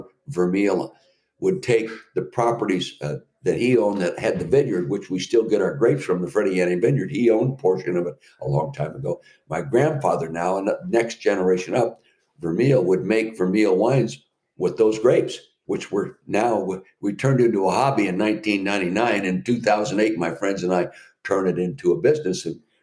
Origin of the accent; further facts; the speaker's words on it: Napa Valley, California, United States; friends I grew up with in the Napa Valley